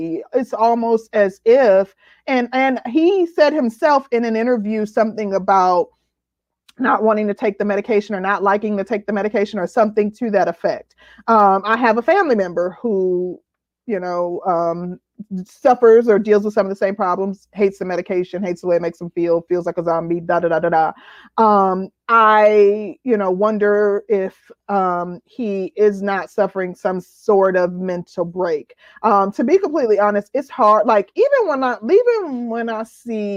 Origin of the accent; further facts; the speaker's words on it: Midwest, United States; I'm from the Midwest